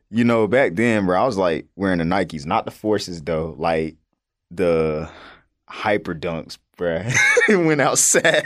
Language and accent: English; North Carolina, United States; me growing up in North Carolina